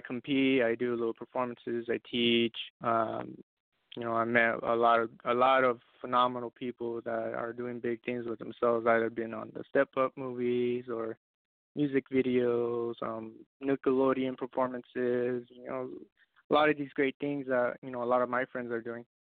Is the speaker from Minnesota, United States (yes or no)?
no; Roswell, New Mexico, United States; I come from Roswell, New Mexico, little little town.